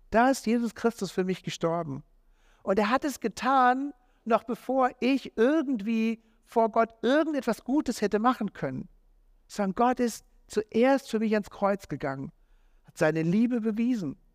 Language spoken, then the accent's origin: German; Marburg, Hesse, Germany; An diesem Tag, als das Mädel mit mir Schluss gemacht hat, bin ich in Marburg, da wo ich aufgewachsen bin, bin ich in einem Jugendgottesdienst äh, gelandet.